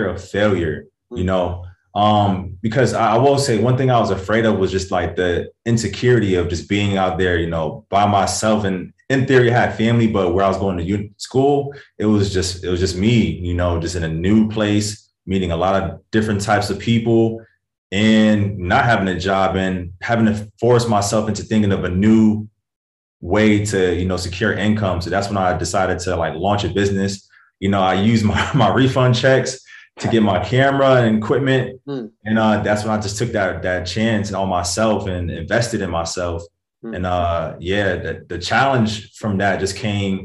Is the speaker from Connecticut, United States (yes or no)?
yes; Hartford, Connecticut, United States; moved away as an adult; also born or lived in London / Bloomfield, Connecticut; now in Los Angeles, United States; I grew up in Connecticut, a small state, you know, all my life.